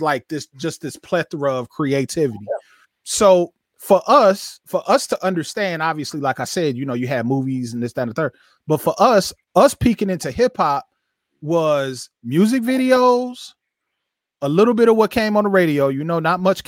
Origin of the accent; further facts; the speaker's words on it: Flint, Michigan, United States; I grew up in Flint. Flint, 130,000 people, 50 minutes north of Detroit